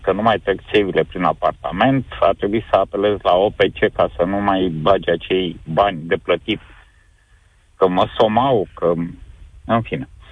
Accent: Galați, Galați County, Romania; Sunt din Galați

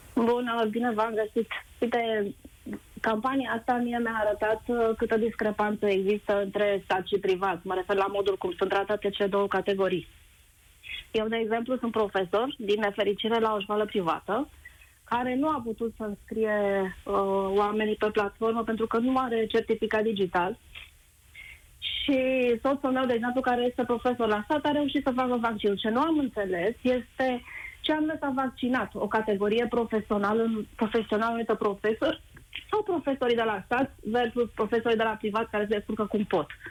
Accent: Bucharest, Romania; sunt din București

